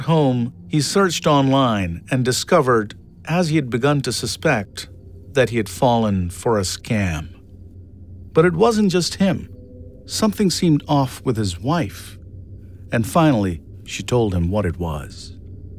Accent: India; I was born and raised in India

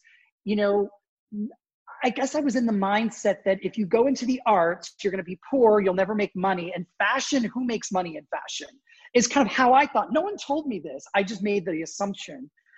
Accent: United States; born there; because I was born in the States, it was very easy for me to move to the United States.

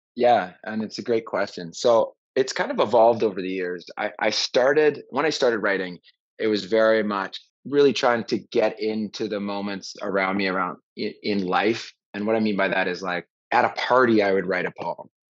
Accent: Vancouver, British Columbia, Canada; also born or lived in Montreal / Los Angeles / Venice; now in Austin, United States; Canadian, Vancouver

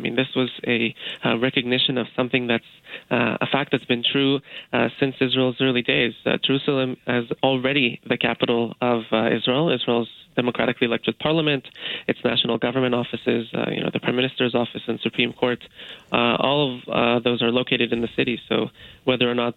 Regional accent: Canada; As a Canadian

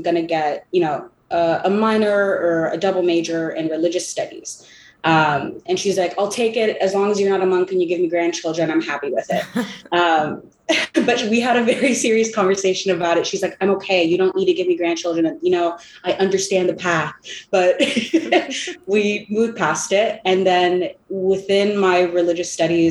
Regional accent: California, United States; I'm from California.

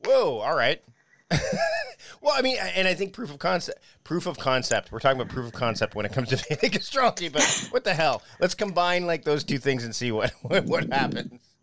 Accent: Hamilton, Ontario, Canada; I was born in Hamilton, Ontario, Canada

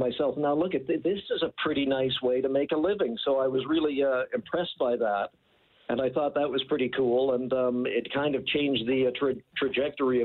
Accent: St. Albert, Alberta, Canada; as a 16-year-old kid growing up in St. Albert

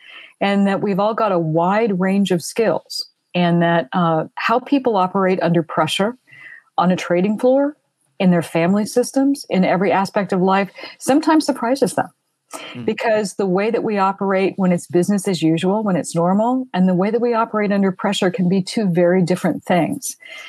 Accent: Fort Worth, Texas, United States; moved away as an adult; also born or lived in London; I was raised in Fort Worth, Texas. I was raised in a military family as an only child.

